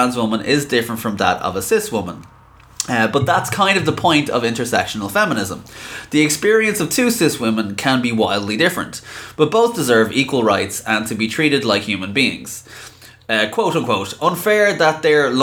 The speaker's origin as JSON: {"language": "English", "country": "Ireland", "tie": "born or raised there", "said": "I am from Ireland, born and raised"}